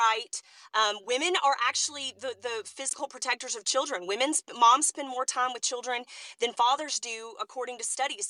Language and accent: English; Texas, United States; I'm from Texas. I drove up to Missouri